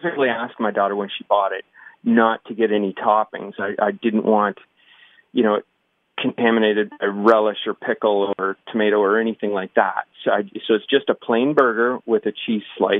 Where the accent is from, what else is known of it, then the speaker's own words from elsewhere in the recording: Waterloo, Ontario, Canada; I'm from Waterloo